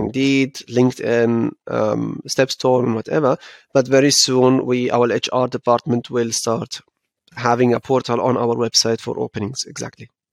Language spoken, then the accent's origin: English; Frankfurt, Hesse, Germany; Frankfurt is home, and um, this is how uh, how I was was raised